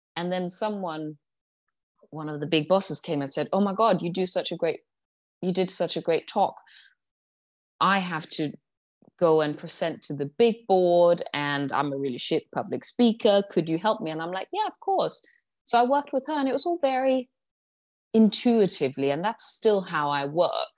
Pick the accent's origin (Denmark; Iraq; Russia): Denmark; moved away as an adult; also born or lived in London; when I was 18, I moved to London from Denmark